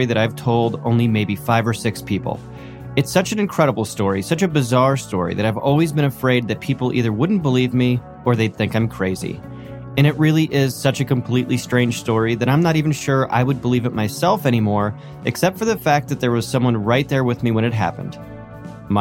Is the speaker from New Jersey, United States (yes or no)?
yes; New Jersey, United States; my brother and I were pretty tight as kids growing up in New Jersey in the suburbs of New York